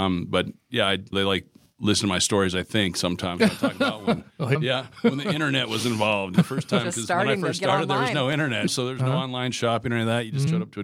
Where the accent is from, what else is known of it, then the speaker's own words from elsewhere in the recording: Casper, Wyoming, United States; moved away as an adult; also born or lived in Cheyenne, Wyoming / Colorado; now in Lander, United States; I was born in Cheyenne, but grew up in Casper.